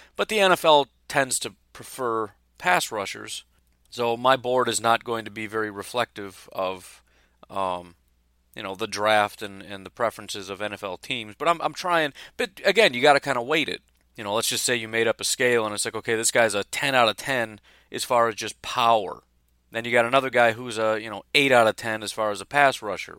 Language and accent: English; Illinois, United States; I grew up in Illinois